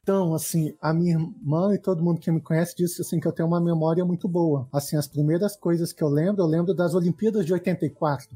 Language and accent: Portuguese; Brasília, Federal District, Brazil; eu sou brasiliense, assim, eu sempre morei aqui em Brasília